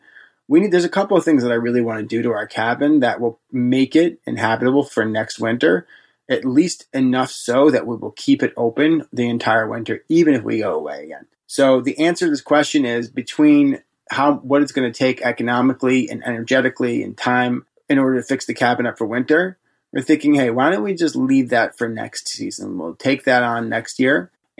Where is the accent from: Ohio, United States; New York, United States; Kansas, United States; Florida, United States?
New York, United States; New York City; Now, I'm from New York City, but even though this is like 2 hours away from New York City, it's like night and day difference in temperatures.